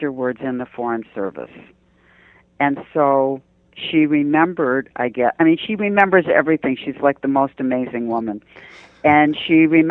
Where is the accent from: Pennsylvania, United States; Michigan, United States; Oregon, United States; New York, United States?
Michigan, United States; Detroit; moved away; I'm from Detroit